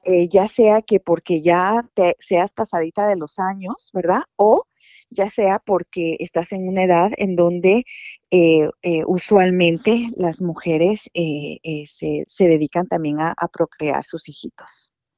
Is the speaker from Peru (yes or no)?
no; Guatemala; now in United States; decimos en Guatemala